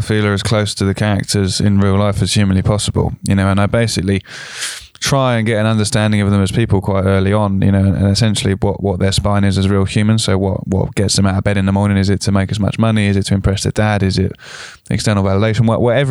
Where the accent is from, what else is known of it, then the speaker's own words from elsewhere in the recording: South of England, United Kingdom; as me being a Southerner or any Southern listeners sometimes can paint the North with one brush.